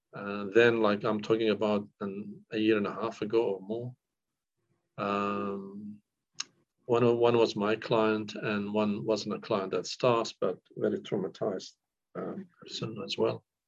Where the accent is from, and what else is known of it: northern Iraq, Iraq; born or raised there; first language Kurdish; English is a second language; moved away as an adult; now in Australia